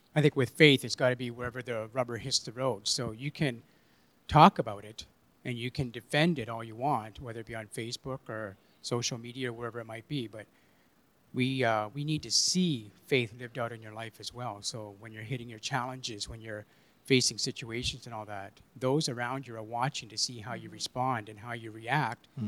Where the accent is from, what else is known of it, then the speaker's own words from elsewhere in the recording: Kitchener, Ontario, Canada; I grew up in Kitchener